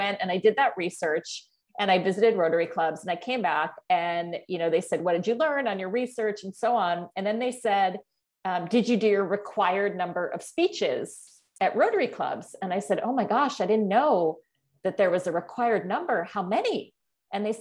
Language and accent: English; Norwalk, Connecticut, United States; moved away as an adult; I was born and raised in Norwalk, Connecticut, which is about 80 miles from New York City